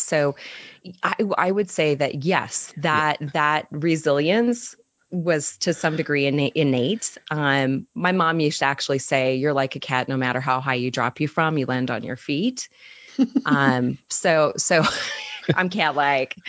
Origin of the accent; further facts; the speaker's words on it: Utah, United States; moved away as an adult; also born or lived in Chicago; I'm from Utah, and we moved back here about two years ago. We were in Chicago for almost um, four years, and happy to be back home.